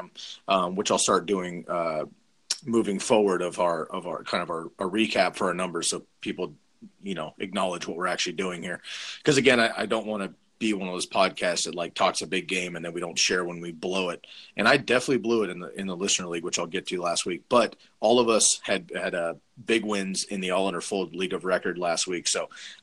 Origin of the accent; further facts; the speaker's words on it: Bay Area, California, United States; now in Eugene, United States; Also grew up in our hometown. Actually, Curly and I moved up to Eugene from the Bay Area 11 years ago